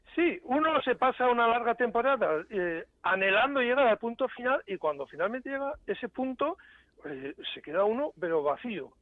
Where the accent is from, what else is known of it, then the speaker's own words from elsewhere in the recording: San Sebastián, Basque Country, Spain; now in Germany; haber vivido en mi ciudad natal, en San Sebastián